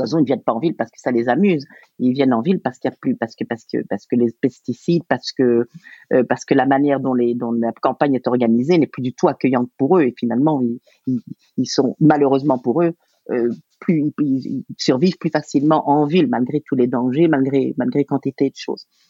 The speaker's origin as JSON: {"language": "French", "country": "Belgium", "said": "je suis belge"}